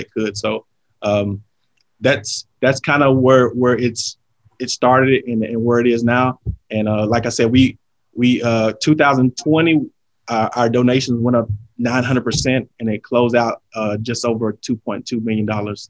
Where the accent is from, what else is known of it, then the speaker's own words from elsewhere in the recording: Shreveport, Louisiana, United States; moved away; I'm originally from Shreveport, Louisiana.